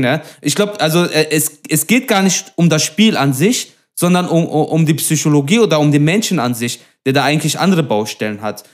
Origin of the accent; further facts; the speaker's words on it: Duisburg, North Rhine-Westphalia, Germany; ich komme aus Duisburg-Meidrich